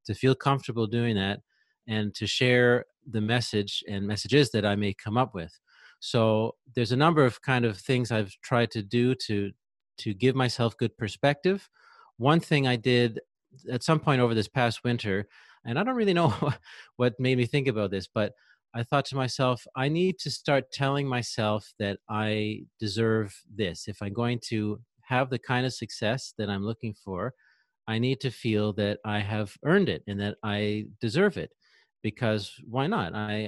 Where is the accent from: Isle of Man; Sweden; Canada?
Canada; Sure. Well, I'm from Canada. I live in Quebec in Canada, actually near Ottawa, which is in Ontario, but right between Quebec and Ontario there.